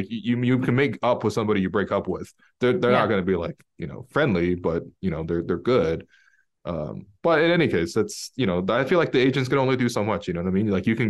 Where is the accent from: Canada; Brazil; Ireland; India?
Canada; especially as Canadian fans, you know, looking forward to seeing how he progresses in the NBA over in Portland.